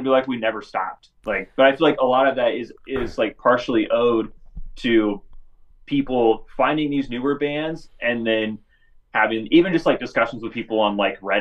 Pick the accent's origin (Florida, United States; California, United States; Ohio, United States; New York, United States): California, United States; Northern; I'm from California, like, Northern California